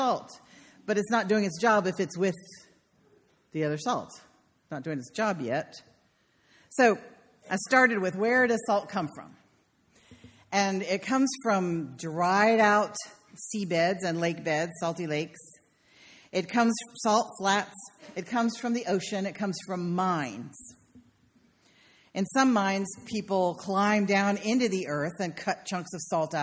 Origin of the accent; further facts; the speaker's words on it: United States; I'm from Carolina